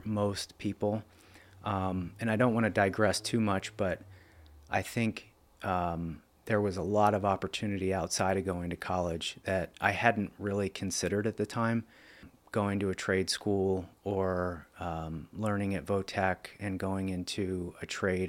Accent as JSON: {"language": "English", "town": "Lebanon", "region": "Pennsylvania", "country": "United States", "tie": "born or raised there", "said": "the first four years, I grew up on Oak Street, and that was in Lebanon School District"}